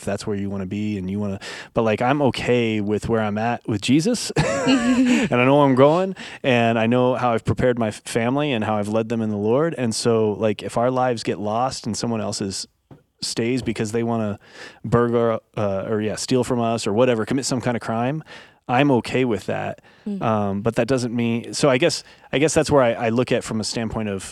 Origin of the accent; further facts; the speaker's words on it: United States; I was raised in America